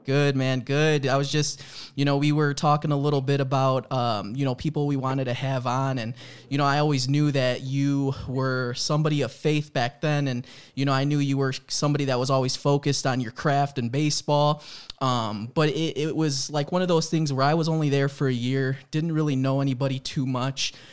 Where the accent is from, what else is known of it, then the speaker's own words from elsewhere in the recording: Chicago, Illinois, United States; also born or lived in Florida; I grew up in Chicago, but I did live for a year out in Florida